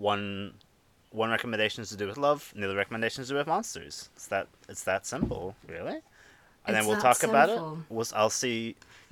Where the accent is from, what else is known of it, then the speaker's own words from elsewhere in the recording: Ireland; I was raised in Ireland